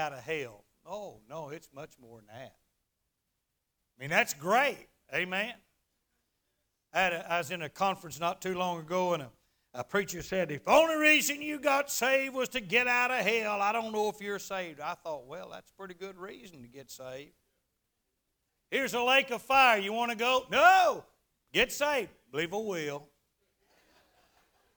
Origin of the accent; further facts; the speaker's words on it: Garland, Texas, United States; Mac McCarter's car lot there in Garland, Texas, my hometown